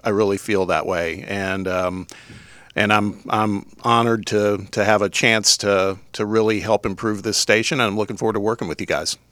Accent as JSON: {"language": "English", "region": "Indiana", "country": "United States", "moved": "yes", "lives_now": "Knoxville, United States", "said": "I'm originally from the Midwest. You're gonna have to endure hearing me talk every once in a while, 'cause I'm a, an Indiana guy"}